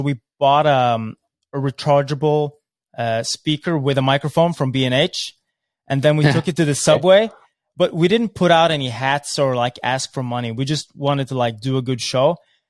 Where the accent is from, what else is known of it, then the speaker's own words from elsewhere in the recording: Norway; we're just from Norway. We're just kids.